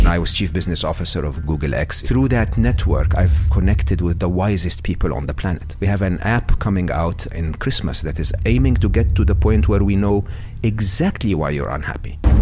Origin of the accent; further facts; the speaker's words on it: Egypt; English is a second language; moved away as an adult; I'm born and raised in Egypt, educated in public school, public university in Egypt.